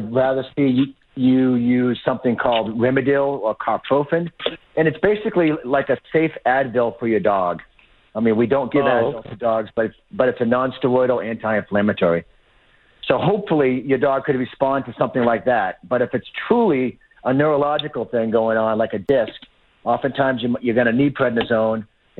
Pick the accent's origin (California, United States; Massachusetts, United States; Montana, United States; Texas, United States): Massachusetts, United States; Lowell; I grew up in Lowell